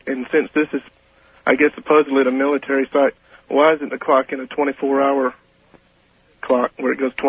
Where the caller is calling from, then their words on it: Memphis, Tennessee, United States; I'm calling from Memphis.